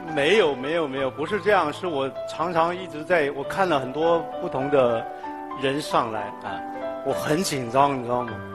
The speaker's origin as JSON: {"language": "Chinese", "country": "Hong Kong", "tie": "born or raised there", "also_born_or_lived": "Tai Po", "said": "一九六一年，我在一个农村的地方出生，那个是叫大鹏"}